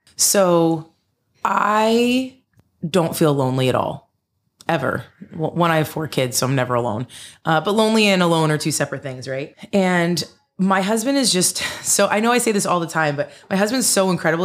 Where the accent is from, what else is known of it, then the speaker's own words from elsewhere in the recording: Denville, New Jersey, United States; where I grew up in Denville.